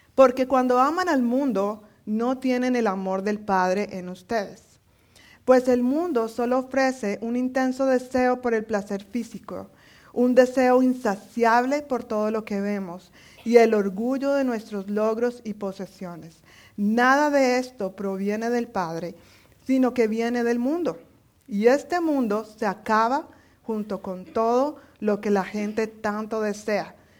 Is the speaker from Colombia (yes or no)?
yes; Colombia; moved away; como buena colombiana